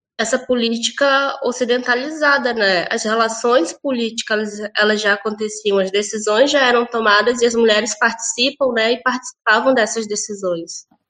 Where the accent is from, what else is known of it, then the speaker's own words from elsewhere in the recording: Manaus, Amazonas, Brazil; now in Porto Alegre, Brazil; eu sou natural de Manaus, Amazonas